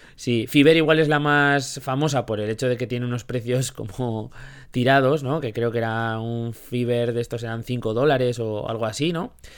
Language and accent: Spanish; Zaragoza, Aragon, Spain; somos de, aquí de Zaragoza